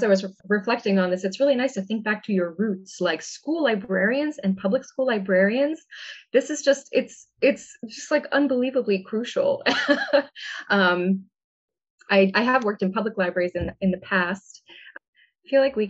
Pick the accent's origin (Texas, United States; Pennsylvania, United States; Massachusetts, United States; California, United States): Massachusetts, United States; my public library growing up in Massachusetts